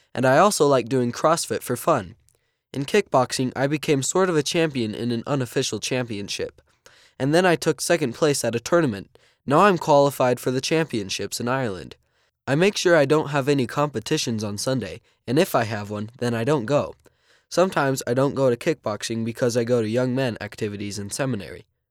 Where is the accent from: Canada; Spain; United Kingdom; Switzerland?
Switzerland; I'm fourteen years old, and I'm from Switzerland.